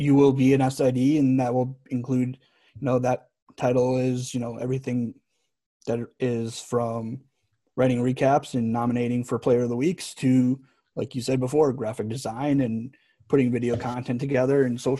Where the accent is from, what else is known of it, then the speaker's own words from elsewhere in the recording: Northeast, United States; now in Alabama, United States; I'd never pictured myself growing up in the Northeast and saying, yeah, I'm going to live in Alabama.